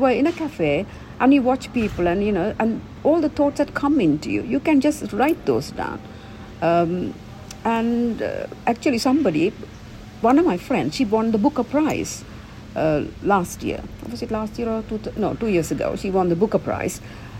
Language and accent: English; United Kingdom; I'm British, but, you know, English people.